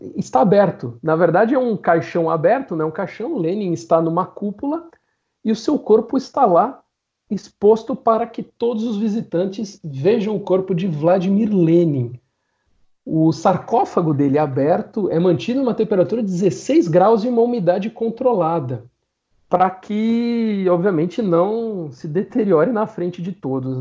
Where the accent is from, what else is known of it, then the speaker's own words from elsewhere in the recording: São Caetano do Sul, São Paulo, Brazil; Eu nasci em São Caetano do Sul, ah. a melhor cidade do Brasil.